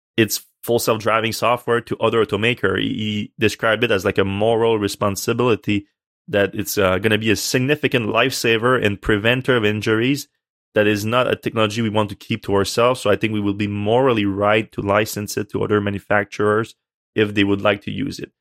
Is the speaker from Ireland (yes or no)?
no; Canada; I'm Canadian